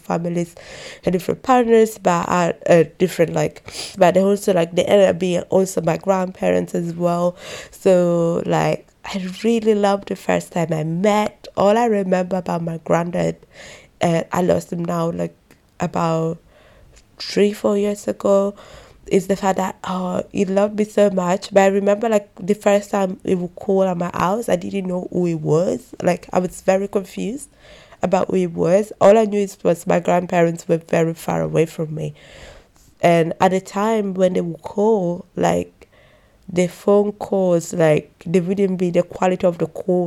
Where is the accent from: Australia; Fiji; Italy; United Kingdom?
Italy; growing up in Italy without having my grandparents